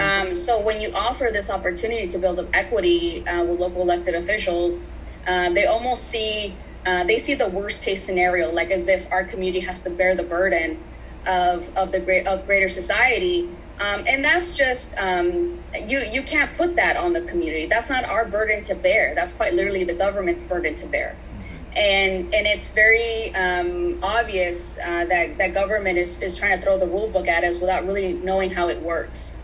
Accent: San Diego, California, United States; I was born and raised here in San Diego. Um, I grew up in Barrio Logan

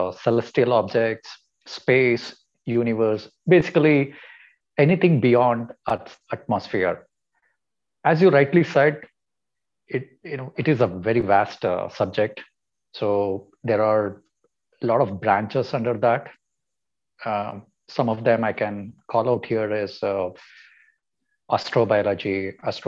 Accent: Mysore, Karnataka, India; I was born and brought up in Mysore.

